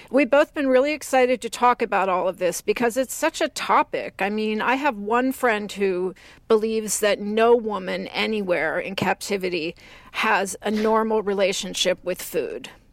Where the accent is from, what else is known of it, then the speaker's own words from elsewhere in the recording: Texas, United States; growing up in Texas